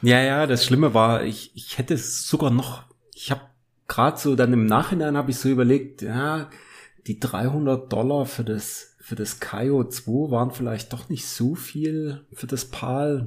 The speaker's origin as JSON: {"language": "German", "country": "Germany", "said": "wir sind aus Deutschland"}